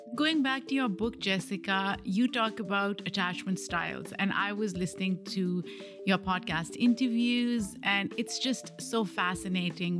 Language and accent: English; Pakistan; moved away; I grew up in a different country. I grew up in Pakistan